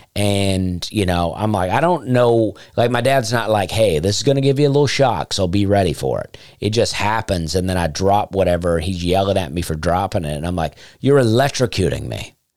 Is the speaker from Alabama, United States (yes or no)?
yes; Alabama, United States; moved away; I grew up in Alabama